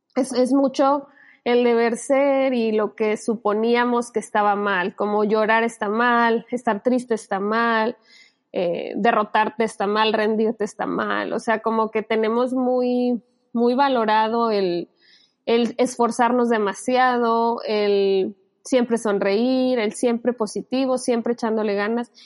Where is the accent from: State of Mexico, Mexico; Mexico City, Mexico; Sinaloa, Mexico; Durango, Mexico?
Sinaloa, Mexico; moved away; yo me crié en Sinaloa y allá a lo chido que decimos aquí en México como padre, se le dice chilo